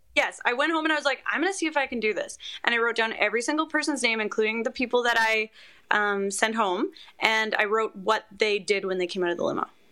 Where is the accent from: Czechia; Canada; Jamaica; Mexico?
Canada; as a Canadian